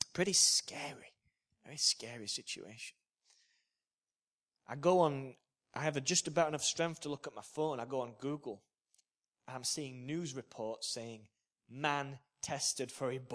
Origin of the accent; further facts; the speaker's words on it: Yorkshire and the Humber, United Kingdom; I'm a Yorkshireman